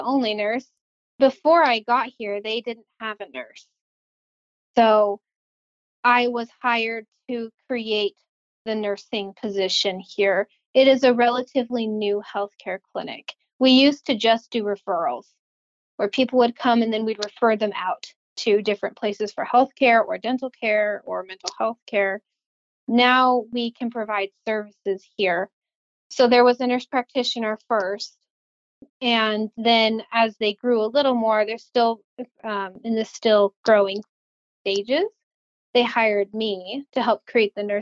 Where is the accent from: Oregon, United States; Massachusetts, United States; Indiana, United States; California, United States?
Oregon, United States; Portland; moved away as an adult; I grew up in Portland, Oregon